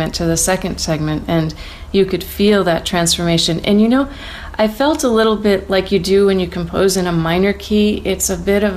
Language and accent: English; Auburn, New York, United States; my hometown of Auburn, New York.